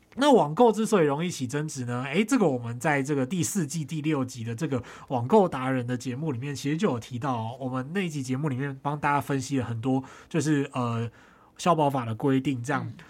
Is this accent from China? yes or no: no; Tainan, Taiwan; moved away; 在我老家台南就是有一间私厨